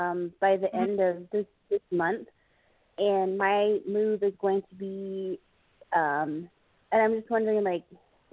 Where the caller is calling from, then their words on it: Arizona, United States; I'm calling from Arizona.